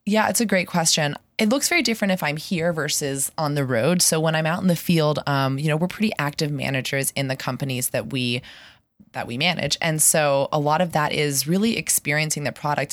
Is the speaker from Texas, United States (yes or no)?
no; Pittsburgh, Pennsylvania, United States; moved away as an adult; also born or lived in San Francisco; I grew up in Pittsburgh, and I moved back about a year ago